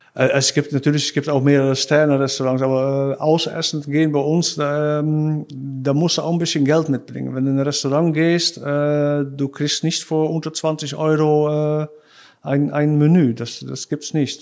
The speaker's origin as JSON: {"language": "German", "town": "Krimpen aan den IJssel", "region": "South Holland", "country": "Netherlands", "tie": "born or raised there", "also_born_or_lived": "Rotterdam", "second_language": "German", "said": "ich bin äh, in Rotterdam geboren. Äh, ich bin da aufgewachsen, wo ich jetzt wohne, in Krimpen äh, an, Krimpen an den IJssel."}